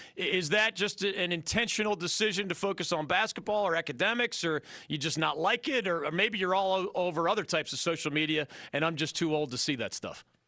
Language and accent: English; Philadelphia, Pennsylvania, United States; I'm originally from Philadelphia